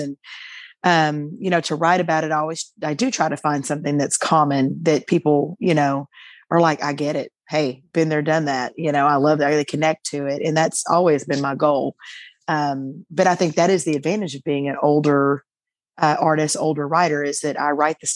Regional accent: Arkansas, United States

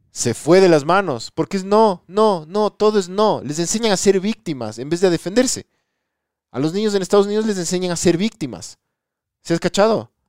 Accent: Ecuador

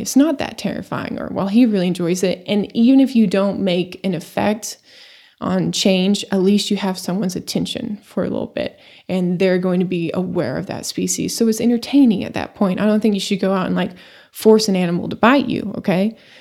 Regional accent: Amarillo, Texas, United States; moved away as an adult; also born or lived in Eastern New Mexico; Born and raised in Amarillo, Texas.

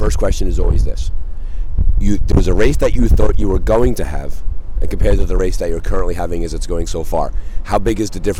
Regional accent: New Jersey, United States; I'm from New Jersey

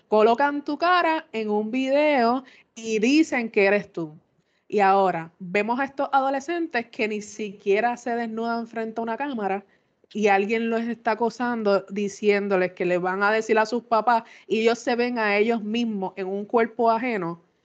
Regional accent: Puerto Rico; como buen puertorriqueño

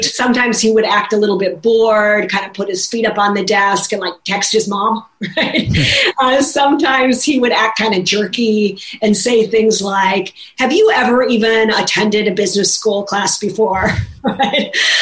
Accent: Minnesota, United States; moved away; I'm from Minnesota.

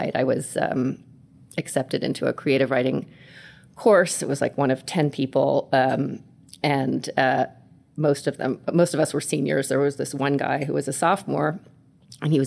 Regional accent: New York City, New York, United States; I was born and raised in New York City, where we are right now.

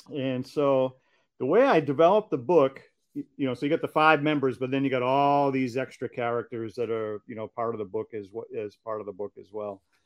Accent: Hingham, Massachusetts, United States; where I grew up in Hingham, Massachusetts

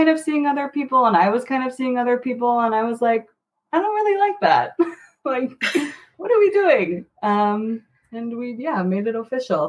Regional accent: Kewaskum, Wisconsin, United States; also born or lived in Madison, Wisconsin / Slinger, Wisconsin; I grew up in Kewaskum, Wisconsin, went to school at UW-Madison, swore I would never come back to Washington County.

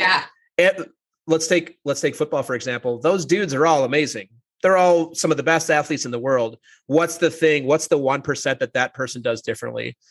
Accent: St. Paul, Minnesota, United States; I grew up in the Twin Cities. I grew up in a suburb of St. Paul

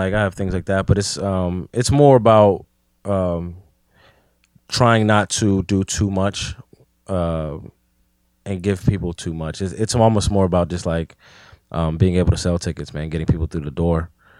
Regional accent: McKeesport, Pennsylvania, United States; So, and then when I grew up in McKeesport, I stayed in Crawford Village, which is like notorious for being one of the worst parts in the city, really.

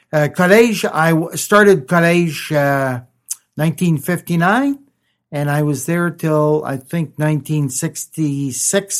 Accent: Ponteix, Saskatchewan, Canada; moved away as an adult; now in Gravelbourg, Canada; I always kept a branch office in my hometown, which was Pontex

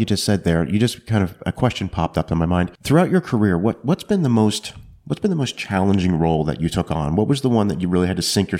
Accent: Halifax, Nova Scotia, Canada; moved away; wrestling was really big where I was from in Halifax.

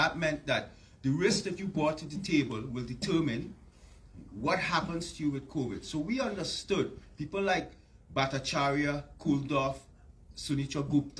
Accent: Canada; So I have to say out of the box that I'm very honored, very privileged as a Canadian citizen. I do have status in the United States, but I'm a Canadian citizen

